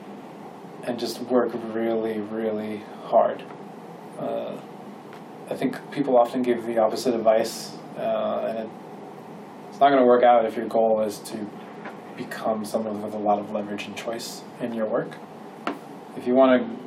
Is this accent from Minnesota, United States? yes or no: yes; Minnesota, United States; now in California, United States; growing up in Minnesota